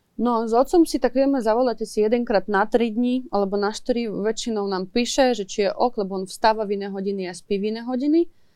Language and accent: Slovak; Ivano-Frankivsk, Ivano-Frankivsk Oblast, Ukraine; Slovak is a second language; moved away as an adult; also born or lived in Kyiv; som zo západnej Ukrajiny